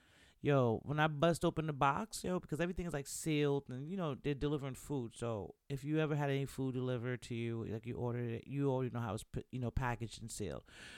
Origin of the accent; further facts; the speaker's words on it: Bronx, New York, United States; you should know by now that I'm Jamaican. If you didn't know, if you're new to the show, welcome to She Can Talk. … I'm Jamaican from the Bronx